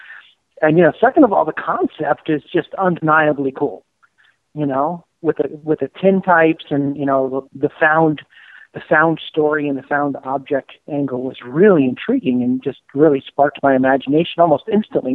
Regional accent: East Coast, United States; now in Los Angeles, United States; I grew up on the East Coast

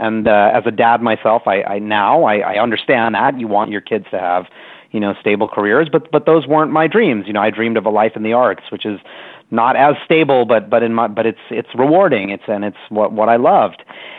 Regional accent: New York City, New York, United States; I grew up in New York City loving the arts

